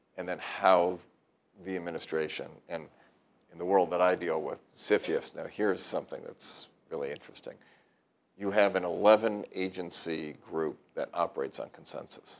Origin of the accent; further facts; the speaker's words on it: Southern California, United States; I grew up in Southern California where, uh-huh. you know, from Redondo Beach and Hawthorne all the way to the airport